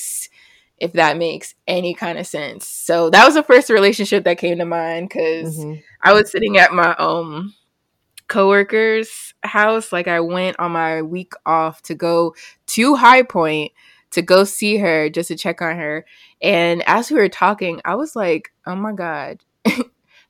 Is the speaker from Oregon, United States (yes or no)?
no; New Jersey, United States; moved away as an adult; now in North Carolina, United States; where we grew up in Jersey